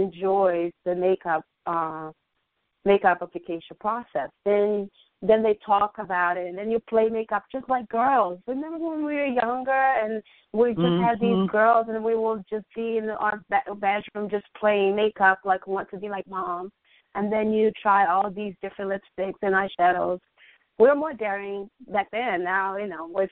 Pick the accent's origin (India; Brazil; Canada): Brazil; moved away as an adult; now in United States; Back home, I was growing up, I always was into fashion. You know, I grew up watching fashion shows, and in Brazil